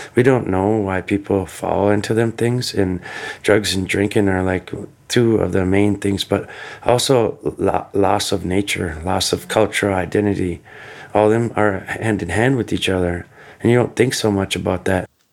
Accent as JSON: {"language": "English", "region": "Minnesota", "country": "United States", "tie": "born or raised there", "also_born_or_lived": "California / Mille Lacs, Minnesota / Leech Lake, Minnesota", "said": "I was born in California, brought to Minnesota when I was a little kid, and raised on the res"}